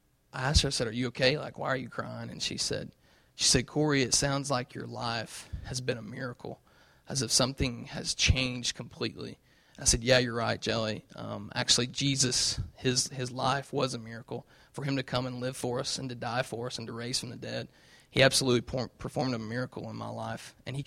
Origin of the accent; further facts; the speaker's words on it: the South, United States; And it's so cool because I come from the South where there's a church on every corner